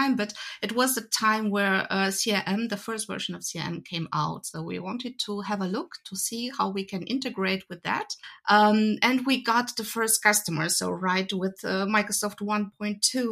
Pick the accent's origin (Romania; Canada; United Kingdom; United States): Romania; now in Germany; I'm actually from Romania originally.